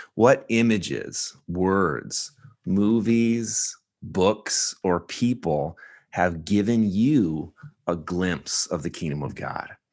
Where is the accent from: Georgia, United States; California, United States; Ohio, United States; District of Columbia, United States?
California, United States; I'm from California, a coastland